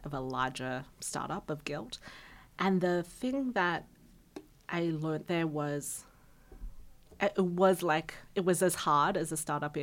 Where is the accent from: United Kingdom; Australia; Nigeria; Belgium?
Australia; I'm Australian.